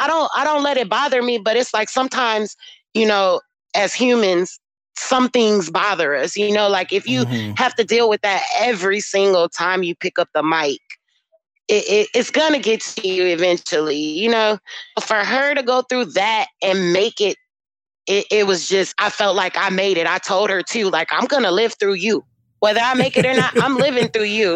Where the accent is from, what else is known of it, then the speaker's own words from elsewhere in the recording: United States; accent: African American; my accent is strong, so they know that I'm African American